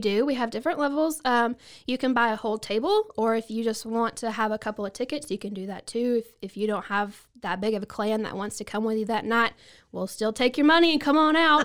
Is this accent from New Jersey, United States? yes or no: no; Bell County, Texas, United States; also born or lived in Falls County, Texas; I grew up in Bell County, and then now I live right across the county line in Falls County